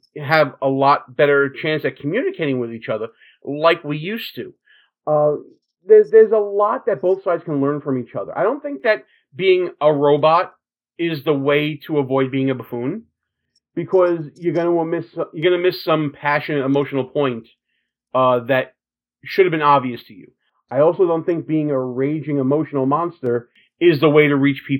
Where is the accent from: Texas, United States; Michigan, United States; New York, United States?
New York, United States; New York City; we're both from Brooklyn